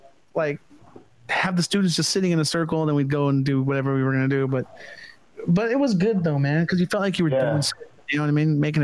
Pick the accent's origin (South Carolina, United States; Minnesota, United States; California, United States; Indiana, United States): California, United States; Stockton; we're from California, Central California. I don't know if you've heard of Stockton. That's where I'm from originally